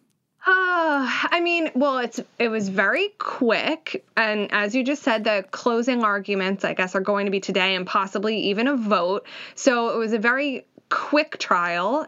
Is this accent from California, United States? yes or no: no; Philadelphia, Pennsylvania, United States; I'm from Philly